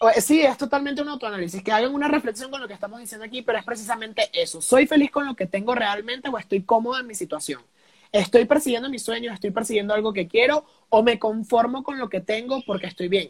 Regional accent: Venezuela; now in Mexico; yo no soy de aquí, soy de Venezuela, llego a México

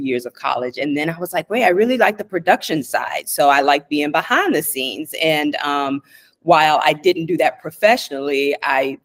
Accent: Louisiana, United States; moved away; also born or lived in Washington, D.C. / New York; I'm originally from Louisiana

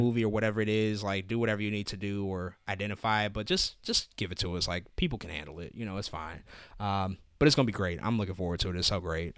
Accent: St. Louis, Missouri, United States; I'm from Saint Louis

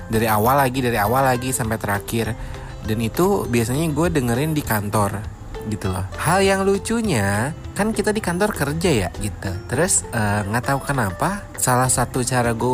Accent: Jakarta, Indonesia; Uh, eh, gue dari Pondok Indah.

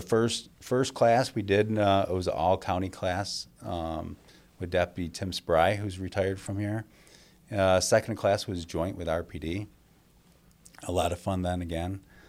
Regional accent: Webster, New York, United States; Even though I was a east sider growing up in Webster, and I made that trek across town

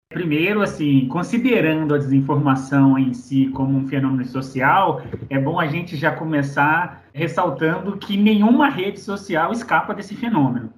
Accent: Belo Horizonte, Minas Gerais, Brazil; mineiro de BH

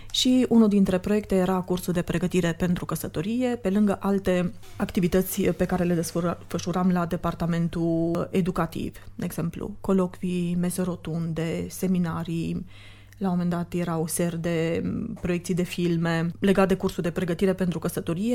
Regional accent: Sibiu, Sibiu County, Romania; moved away as an adult; also born or lived in Austria; now in Cluj-Napoca, Romania; Eu vin de la Sibiu, am venit în Cluj în 92 la facultate

